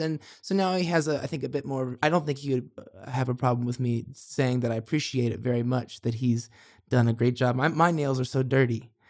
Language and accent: English; Monticello, Indiana, United States; now in Los Angeles, United States; the river I grew up on in Monticello